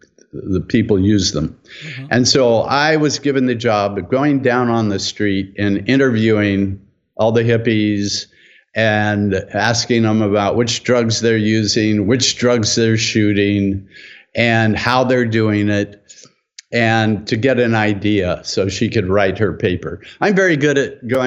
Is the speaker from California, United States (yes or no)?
yes; San Francisco Bay Area, California, United States; I came back to my hometown, the San Francisco Bay Area